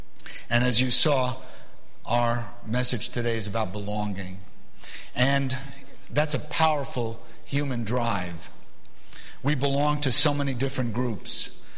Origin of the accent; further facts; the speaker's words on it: New York City, New York, United States; first language Arabic; English is a second language; also born or lived in Beirut, Lebanon; As an immigrant growing up in Brooklyn, New York, my uncommon nationality and unusual language made me feel like I didn't belong. I was born in Beirut, Lebanon, to a Lebanese mother and a Palestinian father.